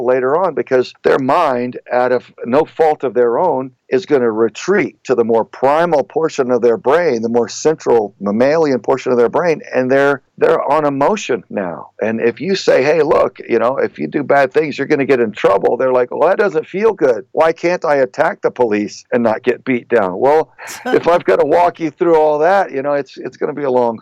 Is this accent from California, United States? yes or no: no; Southern Texas, United States; I grew up in Southern Texas